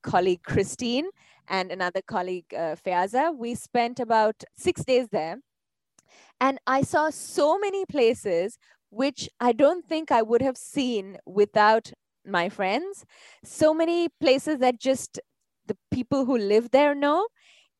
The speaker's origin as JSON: {"language": "English", "region": "Dubai", "country": "United Arab Emirates", "tie": "born or raised there", "said": "I grew up in Dubai."}